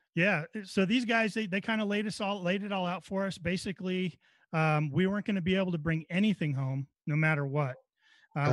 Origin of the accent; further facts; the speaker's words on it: Northern California, United States; moved away; I was right in his area. That's right where I grew up